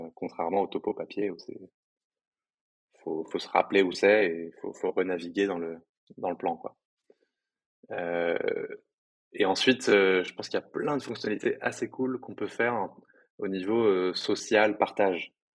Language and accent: French; Paris, Île-de-France, France; moi je suis parisien